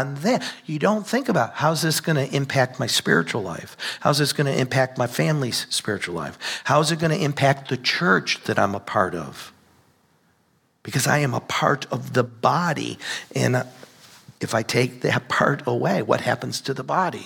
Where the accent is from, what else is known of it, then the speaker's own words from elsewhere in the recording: United States; we live here in the United States